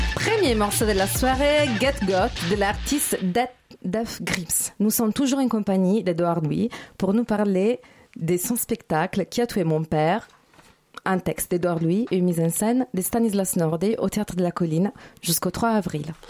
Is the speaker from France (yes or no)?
no; Italy; moved away; je suis italienne